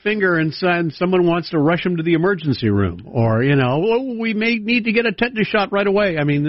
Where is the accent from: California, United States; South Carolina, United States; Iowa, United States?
California, United States; I grew up in ancient times, as you know, here in California